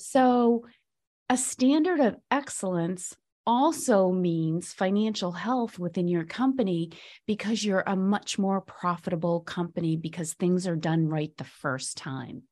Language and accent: English; Boston, Massachusetts, United States; I'm from Boston